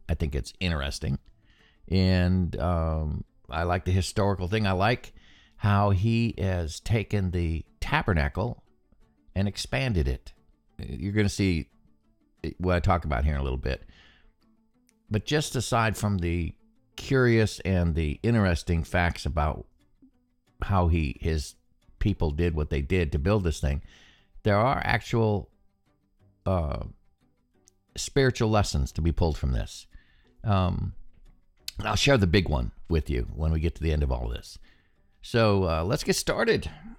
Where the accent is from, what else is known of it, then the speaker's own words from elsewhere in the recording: Alaska, United States; I grew up in Alaska, and we have cedar there